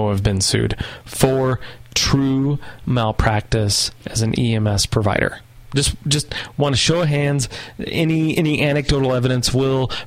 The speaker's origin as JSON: {"language": "English", "region": "the South", "country": "United States", "said": "And I'm from the South and I can prove it."}